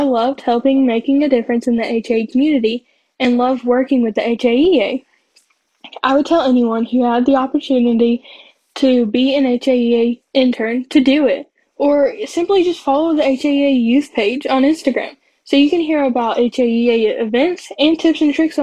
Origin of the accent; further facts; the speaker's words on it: Johnson City, Tennessee, United States; I'm from Johnson City, Tennessee, and I'm 17 years old